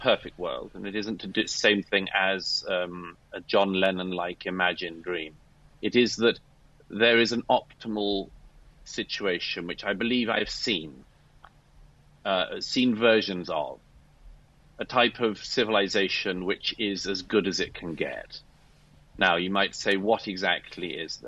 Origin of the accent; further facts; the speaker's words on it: United Kingdom; I'm British by birth